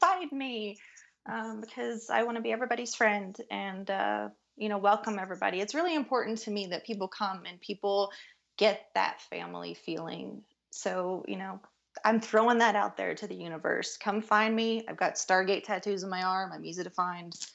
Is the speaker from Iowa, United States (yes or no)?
no; Kentucky, United States; now in Denver, United States; I'm from Kentucky